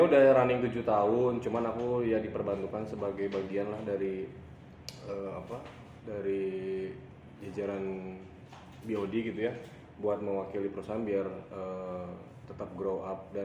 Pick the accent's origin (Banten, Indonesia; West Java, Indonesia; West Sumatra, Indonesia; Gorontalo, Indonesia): West Java, Indonesia; Bandung; jadi memang aku tuh lahir dan besar di kota Bandung uh … kan terus juga agamaku kan jelas Hindu ya